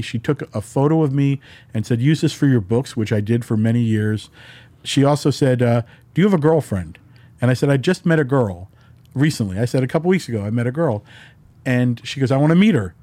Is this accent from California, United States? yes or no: no; New York, United States; moved away; also born or lived in New Jersey; when I grew up in New York